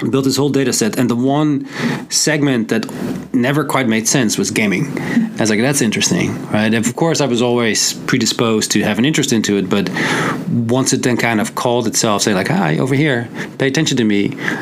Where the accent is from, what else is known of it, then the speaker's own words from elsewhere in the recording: Netherlands; now in United States; I'm originally from the Netherlands. I moved to the US, back where I come from.